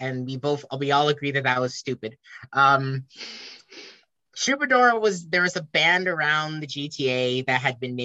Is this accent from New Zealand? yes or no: no; Richmond, Jamaica; my hometown